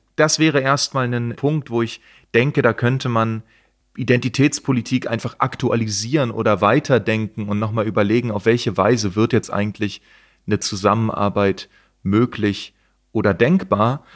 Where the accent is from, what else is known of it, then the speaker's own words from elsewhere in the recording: East Germany, Germany; ich komme aus der DDR